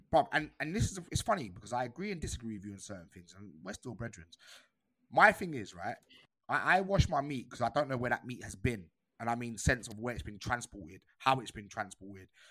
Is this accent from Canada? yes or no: no; United Kingdom; culturally, I am British